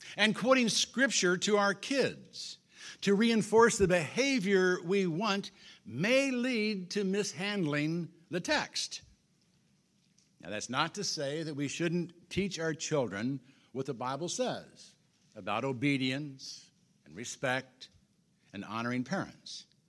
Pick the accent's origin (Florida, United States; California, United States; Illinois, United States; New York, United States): Illinois, United States; also born or lived in Washington, Kansas; Marilyn and I came to Washington from Illinois forty-seven years ago as newlyweds